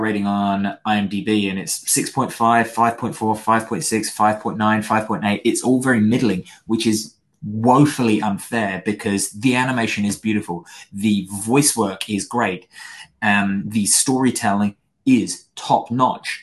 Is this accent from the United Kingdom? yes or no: yes; United Kingdom; I'm British